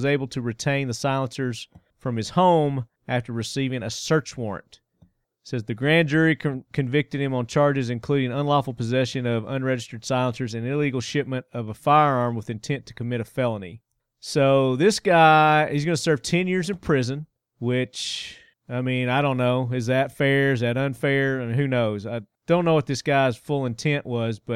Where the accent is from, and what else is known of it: Murfreesboro, Tennessee, United States; born or raised there